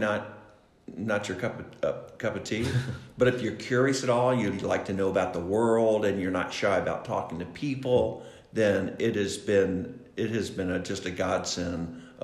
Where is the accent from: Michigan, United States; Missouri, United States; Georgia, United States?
Georgia, United States; Atlanta; moved away as an adult; I grew up in Atlanta, Georgia